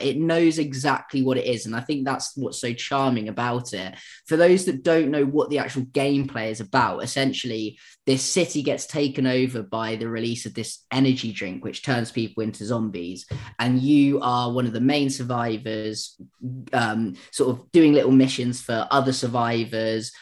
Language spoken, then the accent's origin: English; United Kingdom; being British